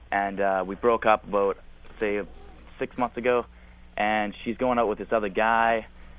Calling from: British Columbia, Canada; Canada, man.

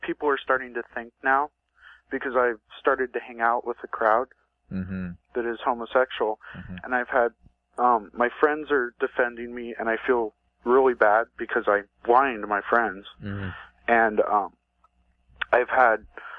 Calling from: Oregon, United States

